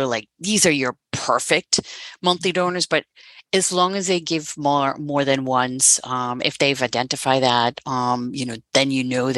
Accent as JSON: {"language": "English", "country": "Netherlands", "moved": "as an adult", "lives_now": "United States", "said": "I'm originally from the Netherlands"}